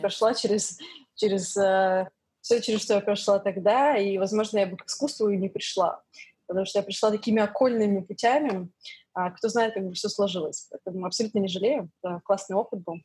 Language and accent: Russian; Yekaterinburg, Sverdlovsk Oblast, Russia; moved away as an adult; also born or lived in London, United Kingdom; now in New York, United States; Я родилась на Урале, в городе Екатеринбург. Там выросла, жила до 17 лет.